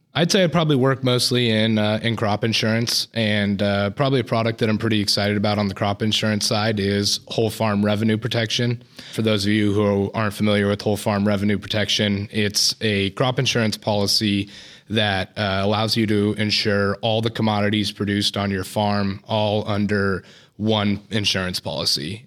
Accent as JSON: {"language": "English", "town": "Woodland", "region": "California", "country": "United States", "said": "I'm from Woodland, California, and work here out of the Woodland office."}